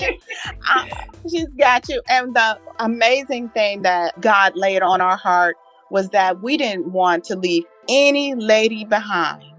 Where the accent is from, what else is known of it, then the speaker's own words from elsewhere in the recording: Southern California, United States; now in Virginia, United States; I am a native of Southern California but transplanted over here to Virginia